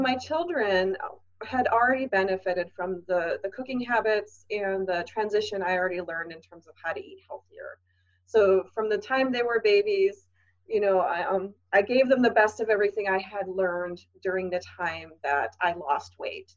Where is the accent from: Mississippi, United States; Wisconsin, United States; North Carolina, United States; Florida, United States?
Wisconsin, United States; I grew up in Wisconsin and we are cheese heads in Wisconsin